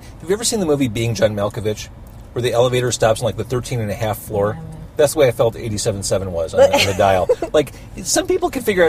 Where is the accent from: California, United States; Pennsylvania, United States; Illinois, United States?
Illinois, United States; Chicago; growing up in Chicago, as far as media superstars go, Bob Surratt, to me, has always been on that short list.